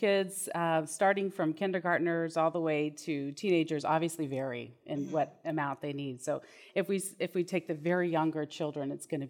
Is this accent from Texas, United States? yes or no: yes; Houston, Texas, United States